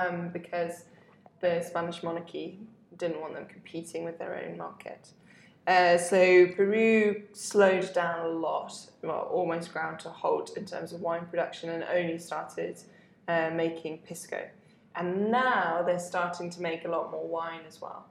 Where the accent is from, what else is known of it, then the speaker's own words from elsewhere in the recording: Hattingley, South East England, United Kingdom; also born or lived in London; now in Mendoza, Argentina; I'm from a small hamlet called Hattingley